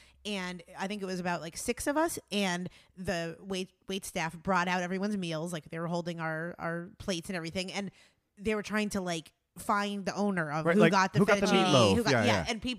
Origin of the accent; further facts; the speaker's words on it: Pennsylvania, United States; I grew up in Pennsylvania and like the Wyoming Valley Mall was like the only thing.